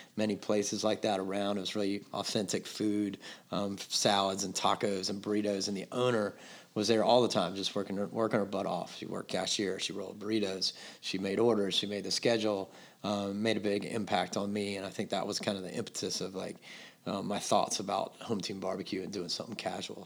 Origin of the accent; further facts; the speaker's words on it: Atlanta, Georgia, United States; moved away as an adult; now in Charleston, United States; I grew up in Atlanta